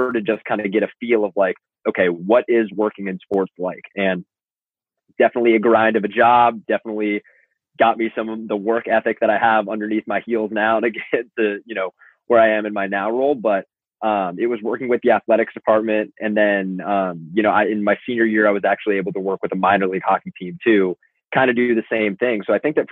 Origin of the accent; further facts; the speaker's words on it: Los Angeles, California, United States; moved away as an adult; now in New Jersey, United States; I'm from Los Angeles